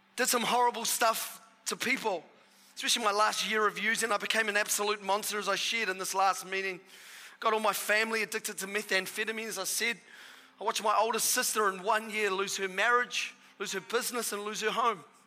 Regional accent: Australia; now in New Zealand; I'm half Australian. My father is Australian. And so the first half of my life, I was an Australian

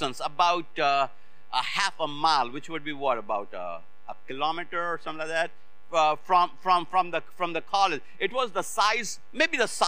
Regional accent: Lucknow, Uttar Pradesh, India; moved away as an adult; now in United States; in my hometown, in North India, city of Lucknow

